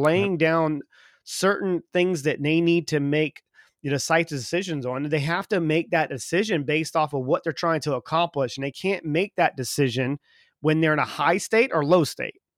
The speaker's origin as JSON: {"language": "English", "region": "South Carolina", "country": "United States", "also_born_or_lived": "Texas", "moved": "as an adult", "lives_now": "England", "said": "I'm from the South, you know, so in South Carolina"}